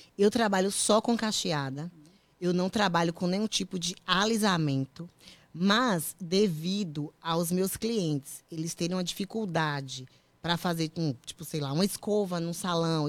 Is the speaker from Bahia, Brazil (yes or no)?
yes; Feira de Santana, Bahia, Brazil; moved away as an adult; now in United States; Sou de Feira de Santana, na Bahia.